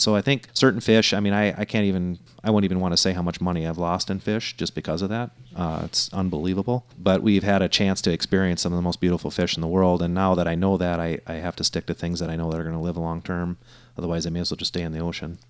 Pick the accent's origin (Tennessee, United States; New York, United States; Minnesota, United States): Minnesota, United States; I grew up fishing in Minnesota